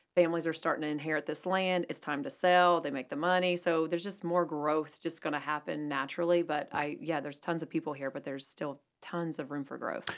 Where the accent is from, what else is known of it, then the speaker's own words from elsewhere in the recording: Asheville, North Carolina, United States; now in Huntersville, United States; I'm from Asheville originally